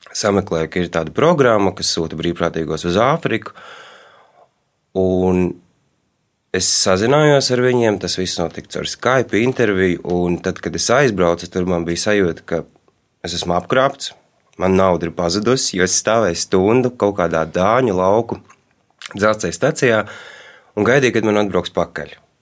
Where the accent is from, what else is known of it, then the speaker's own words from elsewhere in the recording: Riga, Latvia; Es uzaugu Rīgā, bet daļu savas dzīves pavadīju laukos.